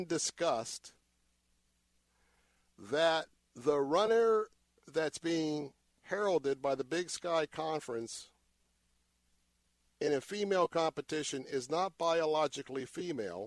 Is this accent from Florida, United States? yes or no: yes; Tampa, Florida, United States; I was born and raised here in Tampa. Lived in Tampa all of my life